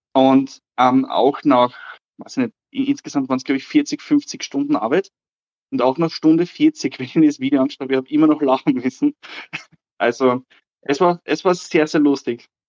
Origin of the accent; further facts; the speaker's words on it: Austria; ich komme aus Österreich